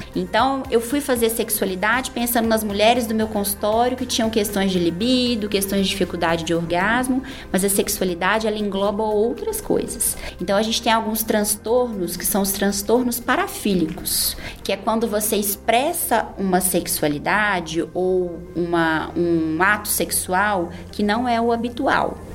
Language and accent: Portuguese; Barbacena, Minas Gerais, Brazil; moved away; eu venho do interior, eu sou de Barbacena